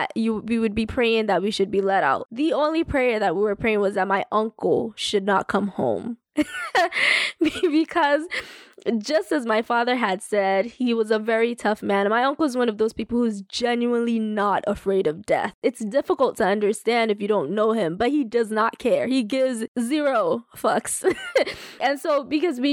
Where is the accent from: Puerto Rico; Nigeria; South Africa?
Nigeria; moved away; as a Nigerian